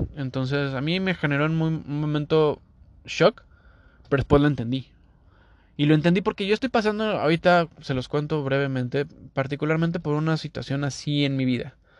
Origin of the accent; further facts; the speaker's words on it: Mexico; moved away as an adult; now in Toronto, Canada; este mexicano hablando